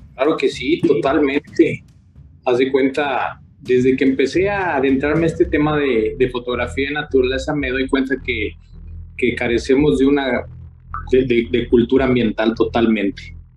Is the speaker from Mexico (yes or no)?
yes; San Luis Potosí, Mexico; soy potosino de nacimiento, vivo precisamente en la, en la, pues, en la zona media de, San Luis Potosí